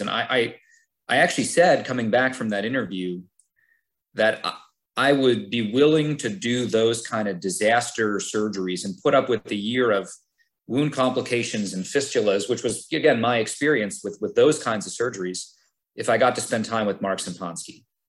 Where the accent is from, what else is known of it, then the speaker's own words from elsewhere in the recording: Scranton, Pennsylvania, United States; moved away as an adult; also born or lived in Cleveland, Ohio; now in Hershey, United States; I grew up in Scranton. I, I stayed home for college.